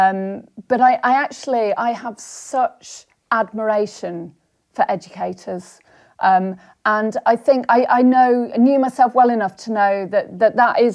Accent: Somerset, South West England, United Kingdom; moved away as an adult; also born or lived in London; I grew up in Somerset

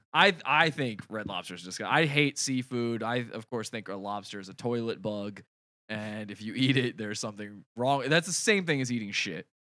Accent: Virginia, United States; I'm from Virginia.

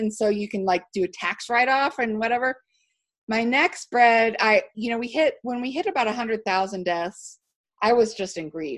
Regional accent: Houston, Texas, United States; now in Utah, United States; I grew up in Houston. I think the best people live in Houston.

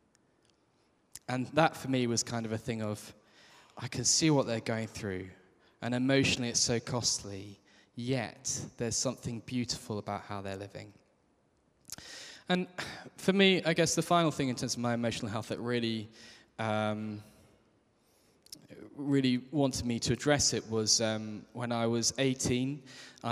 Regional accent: Kent, South East England, United Kingdom; I grew up in Kent.

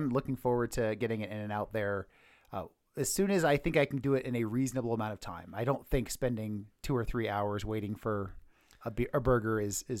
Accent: California, United States; moved away; I'm from California

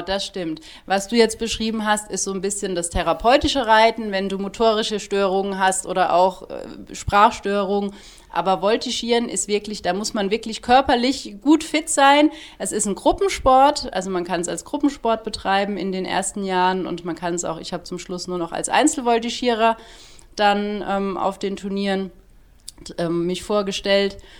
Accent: Heppenheim, Hesse, Germany; moved away as an adult; also born or lived in Munich / Heidelberg area, Baden-Württemberg; now in Hopfen am See, Germany; Ich komme gebürtig aus Hessen. Ich bin wirklich eine waschechte Hessin, bin da geboren und habe dort auch 25 Jahre gelebt

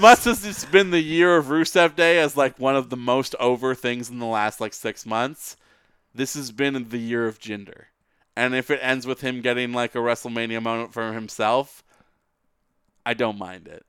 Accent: Vancouver, British Columbia, Canada; we're both from Vancouver

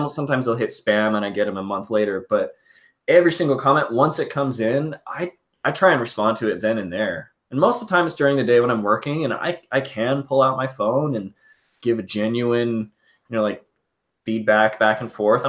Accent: Salt Lake City, Utah, United States; now in Colorado, United States; I was born in Salt Lake City, Utah

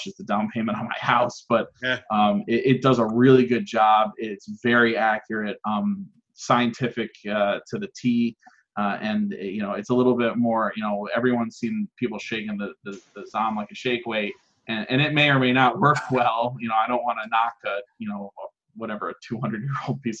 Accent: Schenectady, New York, United States; also born or lived in Burnt Hills, New York; I'm from Schenectady, New York. And I moved to Burnt Hills

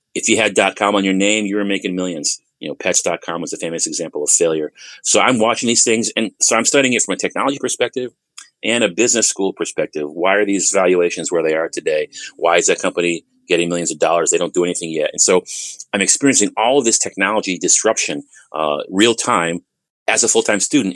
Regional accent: Bloomfield, Connecticut, United States; moved away as an adult; now in Texas, United States; I am born and raised in Bloomfield, Connecticut

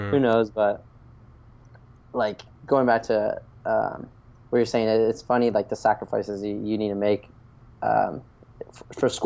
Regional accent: Wilmington, North Carolina, United States; also born or lived in Washington, D.C. / Florida; now in Pacific Beach, San Diego, United States; I was born in Washington, D.C., and I moved quickly to Wilmington, North Carolina. It's this little beach town

